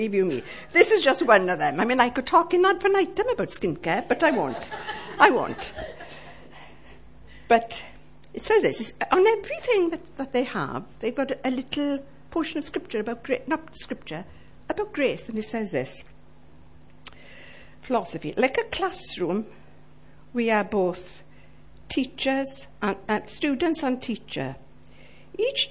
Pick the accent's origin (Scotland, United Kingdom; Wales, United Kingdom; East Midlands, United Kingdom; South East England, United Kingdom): Wales, United Kingdom; Llanelli; now in Ammanford, United Kingdom; I'm from Llanelli